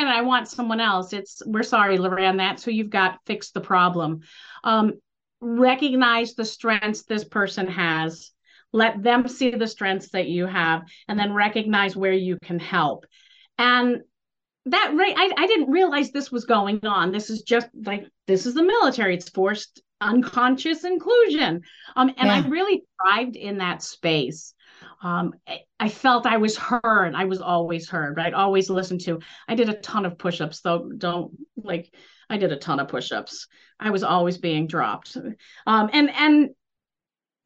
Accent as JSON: {"language": "English", "region": "Northeast", "country": "United States", "said": "I'm from the Northeast"}